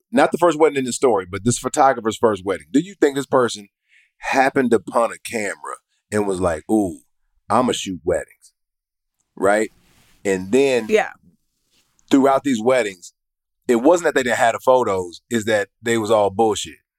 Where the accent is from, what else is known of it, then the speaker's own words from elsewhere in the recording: Atlanta, Georgia, United States; I'm from Atlanta, and that's just how we talk